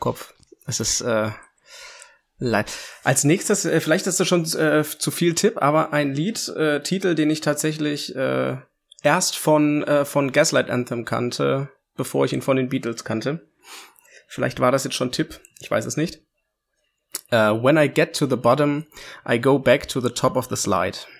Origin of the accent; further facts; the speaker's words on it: Bubenreuth, Bavaria, Germany; mein Bubenreuth, also mein Heimatdorf, wo ich herkomme